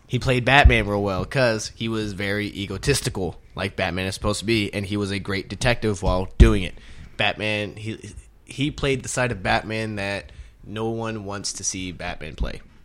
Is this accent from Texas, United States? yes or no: yes; Houston, Texas, United States; Houston, Texas, which is my hometown.